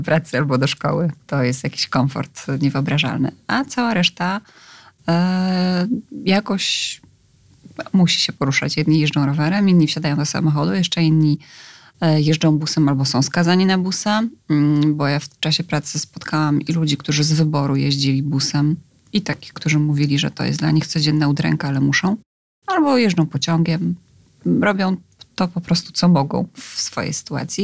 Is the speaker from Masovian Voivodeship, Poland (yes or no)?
no; Skierniewice, Łódź Voivodeship, Poland; moved away as an adult; also born or lived in Wrocław; Ja sama jestem z małego miasta. Mieszkałam przez wiele lat w Skierniewicach, dopiero na studia wyjechałam do Wrocławia.